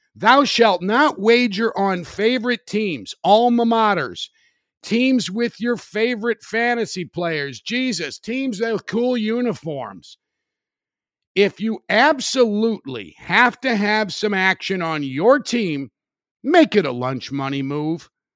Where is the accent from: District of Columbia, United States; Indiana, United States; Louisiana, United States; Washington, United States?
Indiana, United States; Highland; Wicker Park in Highland, Indiana, my hometown.